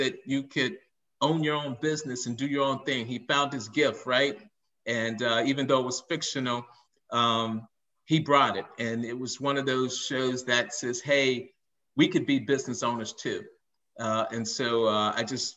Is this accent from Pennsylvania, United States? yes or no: no; Chicago, Illinois, United States; I grew up in Chicago